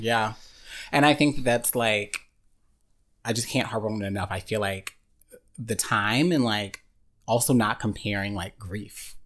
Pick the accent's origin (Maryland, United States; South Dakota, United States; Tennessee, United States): Tennessee, United States; Murfreesboro; moved away; I'm from Murfreesboro, Tennessee, very small town, just underneath Nashville.